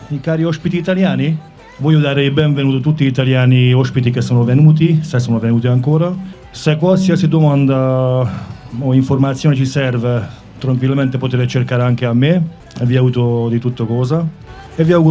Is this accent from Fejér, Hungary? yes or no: yes; Dunaújváros, Fejér, Hungary; moved away as an adult; also born or lived in Italy; itt születtem, itt élek.